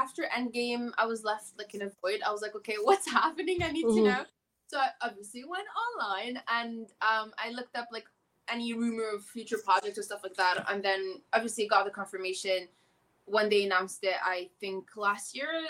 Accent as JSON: {"language": "English", "country": "Canada", "said": "I am obviously Muslim. I am from Canada. I also immigrated"}